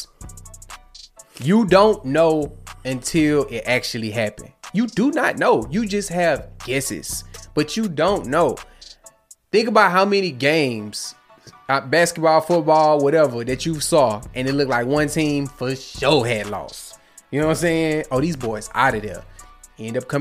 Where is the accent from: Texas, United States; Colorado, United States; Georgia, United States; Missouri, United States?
Texas, United States; Houston; I'm from Houston